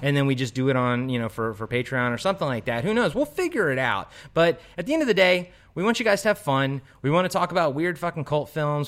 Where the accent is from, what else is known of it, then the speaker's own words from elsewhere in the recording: Maryland, United States; I'm from Maryland, the East Coast